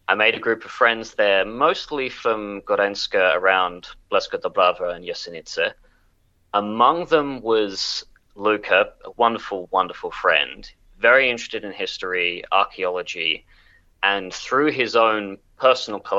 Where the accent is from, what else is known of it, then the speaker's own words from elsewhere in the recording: Canberra, Australian Capital Territory, Australia; So, I'm a historian from Canberra.